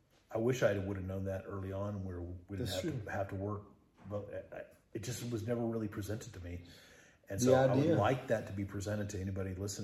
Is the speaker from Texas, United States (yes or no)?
yes; Texas, United States; I'm a Texan.